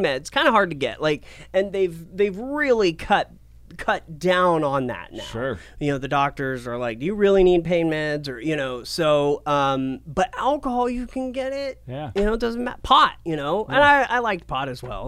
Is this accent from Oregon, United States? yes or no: yes; Portland, Oregon, United States; moved away as an adult; also born or lived in Asheville, North Carolina / New Mexico / Medford, Oregon; Born in North Carolina, but raised in Portland